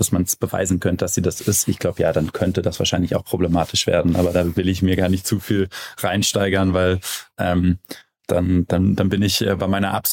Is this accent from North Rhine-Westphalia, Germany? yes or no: yes; Cologne, North Rhine-Westphalia, Germany; dass da äh, ein Inkubator Europa in, wie gesagt, meiner Heimatstadt äh, rumwirbelt und ähm, eine, eine coole Firma in Köln nach dem anderen äh, aus, dem, ähm, aus dem Boden sprießt.